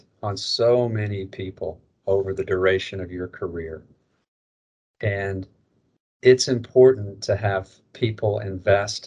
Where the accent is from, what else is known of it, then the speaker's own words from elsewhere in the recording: Northwest Arkansas, United States; also born or lived in Little Rock, Arkansas; I grew up in Arkansas. I was born in Little Rock. I was raised in Northwest Arkansas.